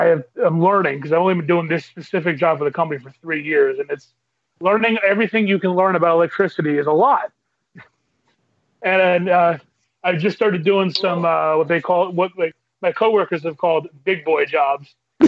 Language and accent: English; Reading, Pennsylvania, United States; now in West Chester, United States; About half an hour out of Philly in a place called Westchester. But I grew up in Reading